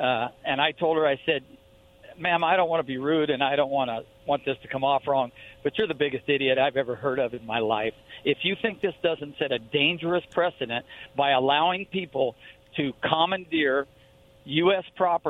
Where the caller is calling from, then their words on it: Pasco, Washington, United States; I'm in Pasco.